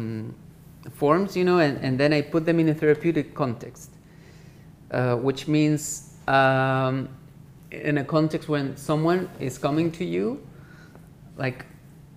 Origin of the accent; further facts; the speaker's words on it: Chile; moved away; being Chilean